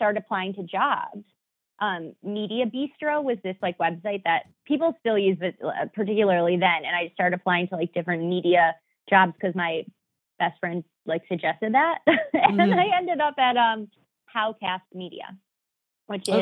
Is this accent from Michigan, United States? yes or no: yes; Huntington Woods, Michigan, United States; moved away as an adult; now in New York, United States; I grew up in like a very magical, like very Pleasantville-esque type place. My town is called Huntington Woods